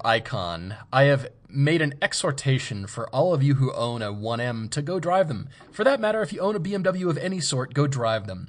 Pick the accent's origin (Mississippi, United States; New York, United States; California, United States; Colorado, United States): Colorado, United States; Fort Collins; moved away; I grew up in Fort Collins